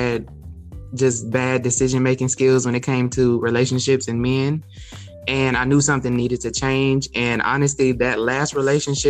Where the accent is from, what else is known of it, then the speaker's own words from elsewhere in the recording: Texas, United States; also born or lived in California; I was born in California, but I was raised in Texas. So basically, I'm from Texas